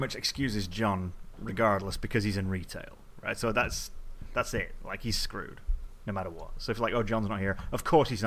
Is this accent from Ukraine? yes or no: no; England, United Kingdom; me being English